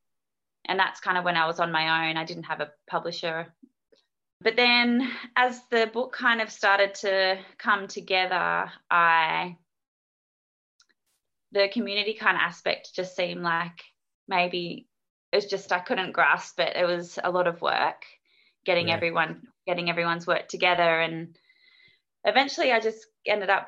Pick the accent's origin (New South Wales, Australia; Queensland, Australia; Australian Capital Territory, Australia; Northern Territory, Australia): New South Wales, Australia; Newcastle; moved away as an adult; also born or lived in Melbourne / Surf Coast, Victoria; now in Torquay, Australia; I was born in Newcastle, but I haven't lived there for about 10 years or so.